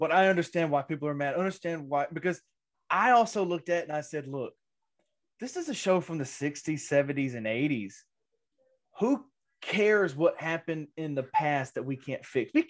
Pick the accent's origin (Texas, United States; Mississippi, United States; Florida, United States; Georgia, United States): Mississippi, United States; my little town in Mississippi here, little town